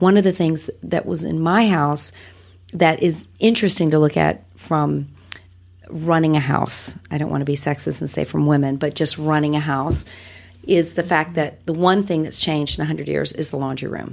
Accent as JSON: {"language": "English", "region": "Wales", "country": "United Kingdom", "tie": "born or raised there", "moved": "yes", "lives_now": "United States", "said": "I was born in Wales. I'm I'm the immigrant"}